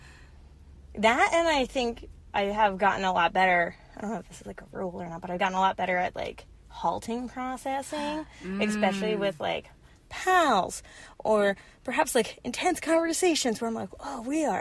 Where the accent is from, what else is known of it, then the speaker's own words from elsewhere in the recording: Minneapolis, Minnesota, United States; I'm visiting LA, but I'm from Minneapolis